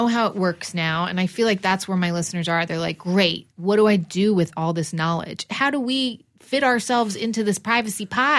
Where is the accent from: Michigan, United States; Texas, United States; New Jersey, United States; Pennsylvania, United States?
New Jersey, United States; I'm also from New Jersey, and I'm also half Persian.